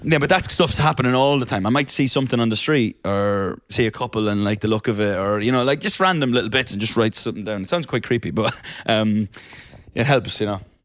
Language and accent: English; Ireland; also born or lived in London; now in Los Angeles, United States; I grew up in Ireland where it rain, rains for about three hundred and sixty days of the year